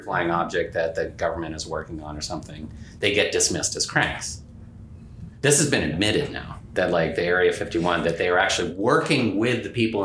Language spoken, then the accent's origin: English; New Mexico, United States; I'm from New Mexico